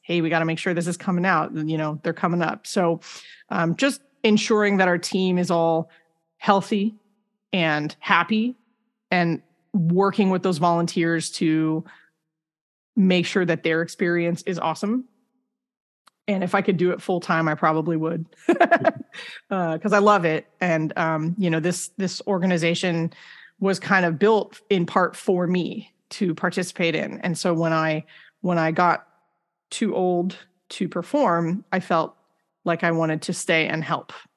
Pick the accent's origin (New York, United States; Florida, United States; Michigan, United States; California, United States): California, United States; Rancho Cucamonga; I grew up in Rancho Cucamonga